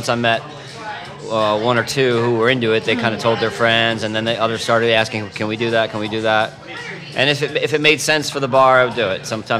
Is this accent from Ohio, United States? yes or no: no; Long Island, New York, United States; now in New York City, United States; I'm from Long Island.